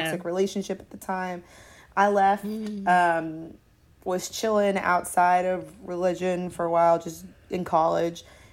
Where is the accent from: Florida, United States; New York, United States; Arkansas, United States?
Florida, United States; growing up in the South, I know Florida isn't really like the South.